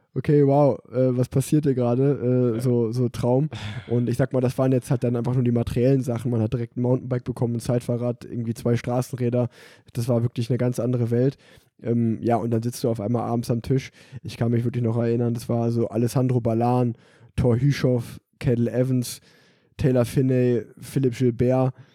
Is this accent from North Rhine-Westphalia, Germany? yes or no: yes; Unna, North Rhine-Westphalia, Germany; Unna, also auch so ein kleines Rundstreckenrennen, äh, mhm. äh, dort in dem Ort, wo ich groß geworden bin